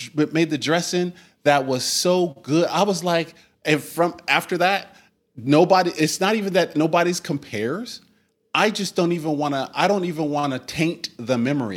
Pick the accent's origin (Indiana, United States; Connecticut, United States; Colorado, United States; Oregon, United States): Oregon, United States; we're from Oregon